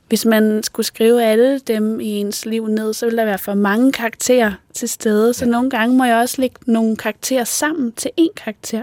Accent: Odsherred, northwestern Zealand, Denmark; Jeg voksede op i Odsad, som er et område i det nordvestlige Sjælland.

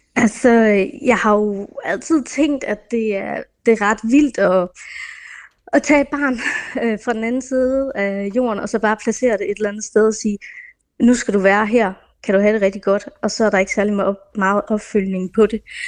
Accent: Denmark; born or raised there; also born or lived in India

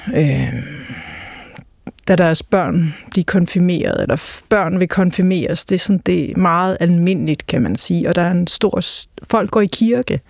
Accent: Greenland; hjemme i Grønland

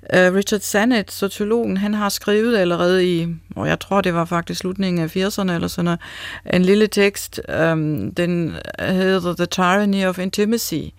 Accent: Germany; accent: German; Danish is a second language; moved away as an adult; now in Denmark; man kan tydeligt høre, jeg er tysker. Så jeg har en erfaring fra Tyskland, og, men jeg har nu også en erfaring, har været i Danmark i næsten 20 år.

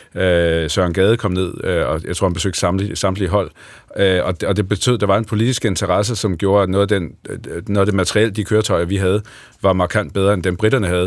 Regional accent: Lolland, Zealand, Denmark; now in Horsens, Denmark; jeg kommer fra Lolland, men er, bor i dag øh, lidt uden for Horsens.

